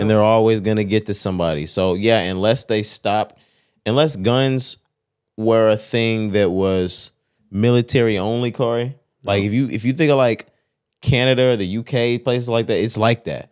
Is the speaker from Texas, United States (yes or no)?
yes; Texas, United States; We're from Texas.